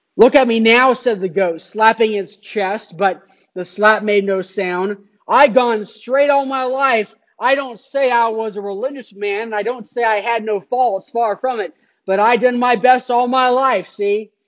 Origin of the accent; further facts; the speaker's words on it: Phoenix, Arizona, United States; moved away; I grew up in Phoenix